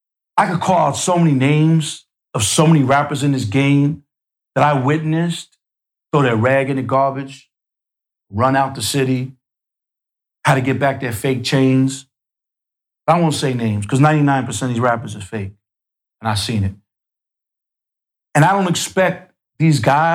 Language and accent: English; New York City, New York, United States; where I grew up in Queens, wasn't no projects like the Bronx.